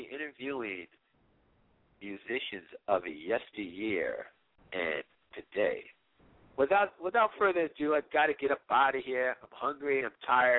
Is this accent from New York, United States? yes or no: no; Washington, District of Columbia, United States; I grew up in the Washington, the DMV, as we would say, the D.C., Maryland, Virginia area